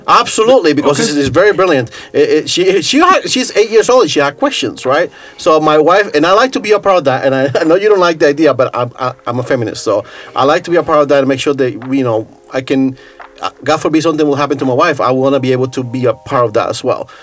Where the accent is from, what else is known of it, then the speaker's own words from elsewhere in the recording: New York City, New York, United States; moved away as an adult; also born or lived in Costa Rica; now in Saku, Estonia; I grew up in New York City